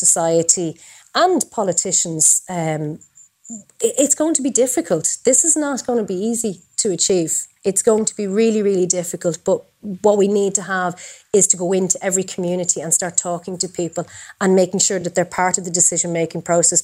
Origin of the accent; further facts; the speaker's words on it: Dublin, Leinster, Ireland; I'm from Talla. It's where I grew up.